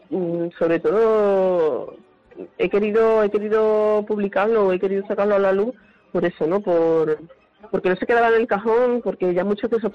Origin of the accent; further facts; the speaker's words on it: Huelva, Andalusia, Spain; yo soy de Huelva